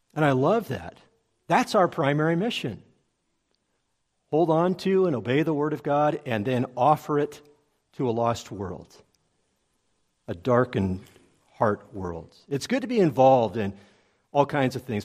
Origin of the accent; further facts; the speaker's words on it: Los Angeles, California, United States; I grew up in the Los Angeles area.